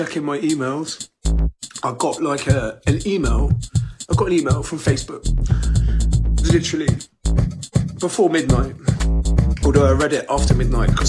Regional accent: Bath, South West England, United Kingdom; I'm from Bath. I was born and raised in Bath.

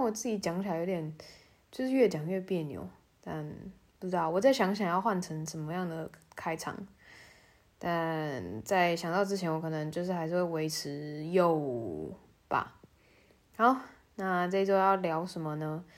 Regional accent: Tainan, Taiwan; moved away as an adult; now in Germany; 反正我在台湾，应该说，我大部分骑脚踏车时间都是在我老家，就是在台南。然后是一个，我我我老家在算是半郊区吧，

